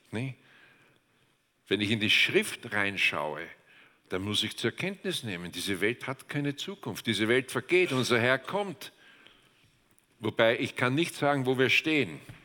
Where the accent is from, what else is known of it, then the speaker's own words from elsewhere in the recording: Austria; Wir Österreicher